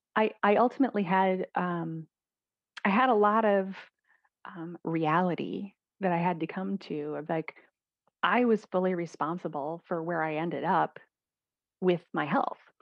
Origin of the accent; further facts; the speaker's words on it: Midwest, United States; I was raised in the Midwest in the United States